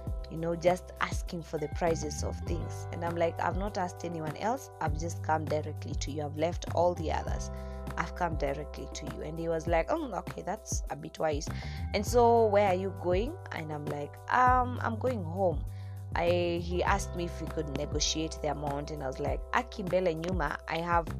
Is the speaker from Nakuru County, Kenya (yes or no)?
yes; Nakuru, Nakuru County, Kenya; my home place, that's Nakuru City, Nakuru Town, Nakuru County